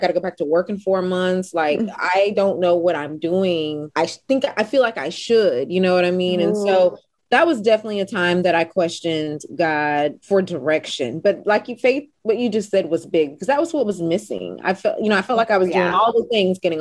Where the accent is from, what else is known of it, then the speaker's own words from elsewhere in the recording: Houston, Texas, United States; Born and bred in Houston, Texas.